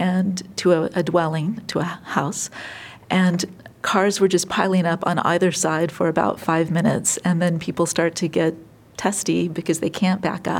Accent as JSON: {"language": "English", "region": "California", "country": "United States", "moved": "as an adult", "lives_now": "Iowa City, United States", "said": "I'm from California"}